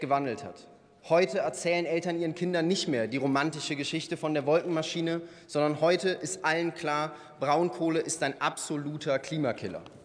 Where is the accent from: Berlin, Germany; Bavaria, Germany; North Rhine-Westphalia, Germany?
North Rhine-Westphalia, Germany; Ich bin in der Voreifel aufgewachsen